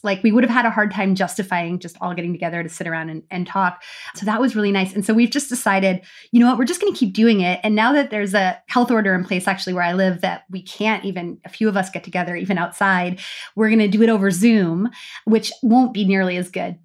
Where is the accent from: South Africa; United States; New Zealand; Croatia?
United States; now in Canada; We all live in Canada, but we're American